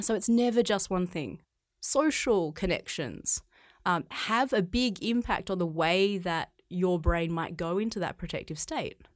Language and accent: English; Australia; moved away as an adult; now in China; I grew up in Australia. I grew up on a, a farm.